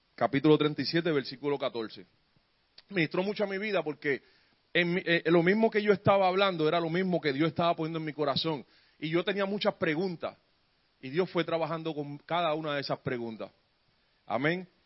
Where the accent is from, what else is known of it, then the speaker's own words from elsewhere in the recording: San Juan, Puerto Rico; yo me crié en Barrio Obrero y aquella en Puerto Rico